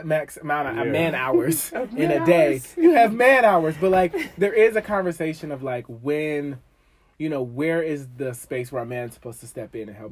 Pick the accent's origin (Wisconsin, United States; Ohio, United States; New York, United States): Ohio, United States; Dayton; moved away as an adult; now in Washington, D.C. area, United States; I'm from Dayton, Ohio